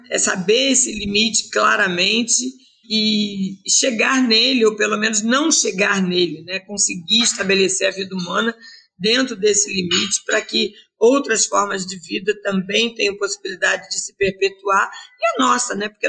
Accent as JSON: {"language": "Portuguese", "region": "Rio de Janeiro", "country": "Brazil", "said": "Eu venho do Rio de Janeiro e eu nunca imaginei que seria tão bom vir para a Amazônia."}